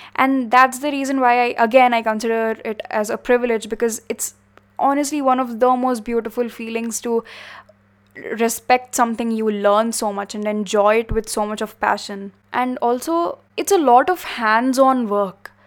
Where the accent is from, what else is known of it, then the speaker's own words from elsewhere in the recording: India; we are from India